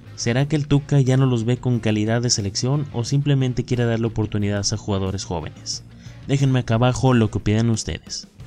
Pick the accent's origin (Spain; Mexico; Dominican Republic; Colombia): Mexico; somos mexicanos